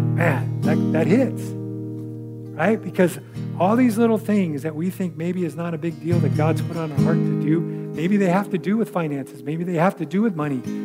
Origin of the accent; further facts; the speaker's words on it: California, United States; the church that I grew up in California